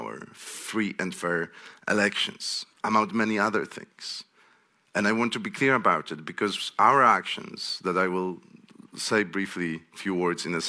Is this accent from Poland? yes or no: yes; Poland; I'm from Poland